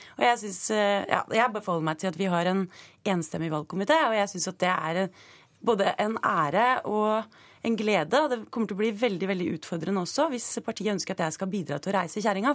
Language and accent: Norwegian; Stokke, Vestfold, Norway; jeg er fra Stokke, som er Eh, en eh, landbrukskommune